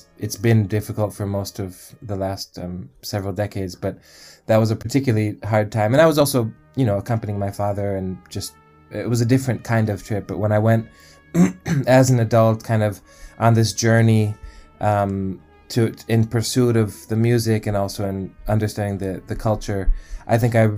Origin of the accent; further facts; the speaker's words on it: United States; I was pretty estranged from growing up in the United States and not speaking Arabic.